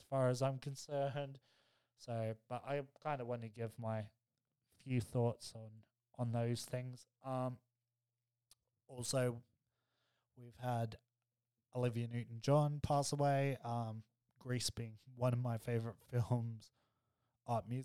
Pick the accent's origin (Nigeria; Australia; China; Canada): Australia; me being Aussie